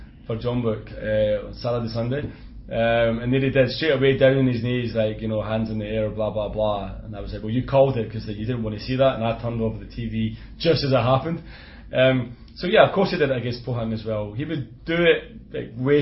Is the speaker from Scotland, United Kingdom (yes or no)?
yes; Scotland, United Kingdom; accent: Scottish; my Scottish accent